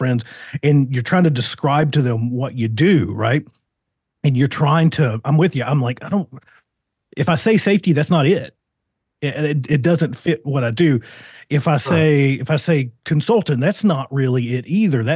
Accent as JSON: {"language": "English", "region": "Virginia", "country": "United States", "moved": "yes", "lives_now": "Arizona, United States", "said": "I'm from Virginia originally"}